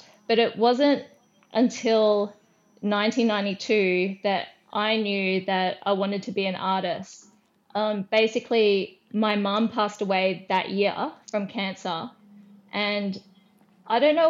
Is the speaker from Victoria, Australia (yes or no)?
no; Brisbane, Queensland, Australia; I'm from Brisbane in Queensland